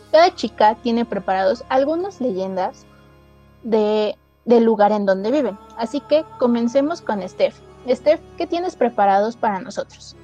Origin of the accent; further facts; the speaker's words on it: Mexico City, Mexico; yo también soy de la Ciudad de México